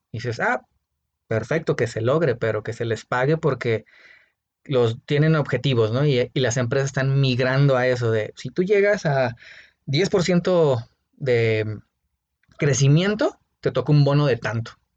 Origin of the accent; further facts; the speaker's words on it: Mexico; Nosotros como mexicanos